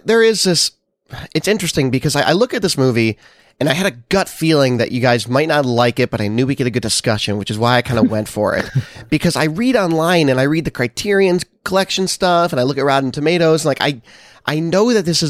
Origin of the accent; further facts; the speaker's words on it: Nevada, United States; I think part of it is that I grew up in Nevada, which is not in this movie. But like I have this connection to deserty spaces.